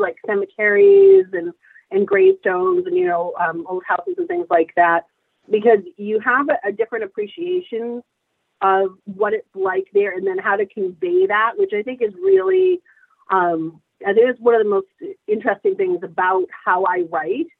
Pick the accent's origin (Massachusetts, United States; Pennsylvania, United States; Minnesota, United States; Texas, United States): Massachusetts, United States; I grew up in Massachusetts